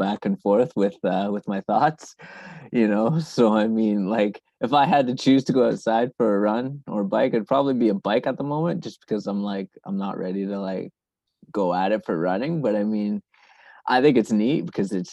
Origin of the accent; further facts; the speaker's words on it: Canada; also born or lived in Zimbabwe; I grew up mostly in Canada